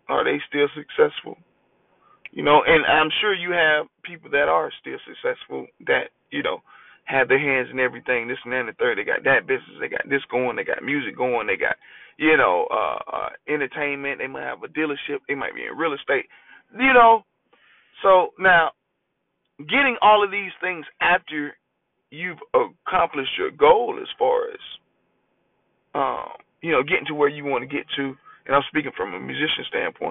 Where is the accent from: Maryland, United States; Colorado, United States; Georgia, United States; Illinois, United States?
Georgia, United States; Augusta; I am from Augusta, Georgia